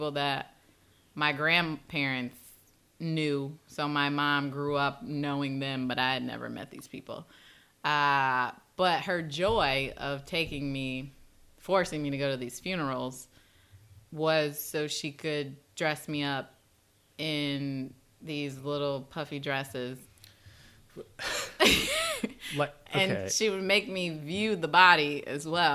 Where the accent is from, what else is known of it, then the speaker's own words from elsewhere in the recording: Chicago, Illinois, United States; growing up in Chicago is, I grew up in the inner city